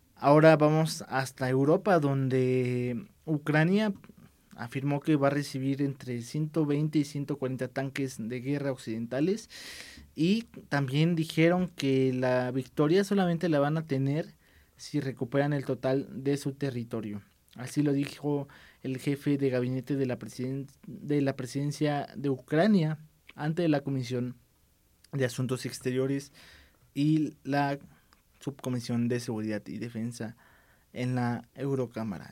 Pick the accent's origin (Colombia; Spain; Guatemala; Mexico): Mexico; estamos obviamente nosotros aquí en México